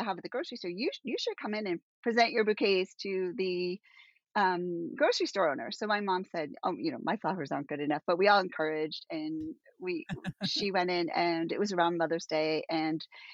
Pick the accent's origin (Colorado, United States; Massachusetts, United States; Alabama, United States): Massachusetts, United States; I'm from Massachusetts